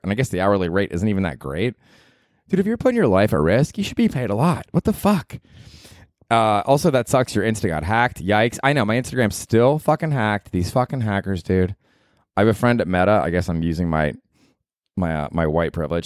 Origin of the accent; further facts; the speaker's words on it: Florida, United States; moved away; when I grew up in Florida, we had to take Florida history.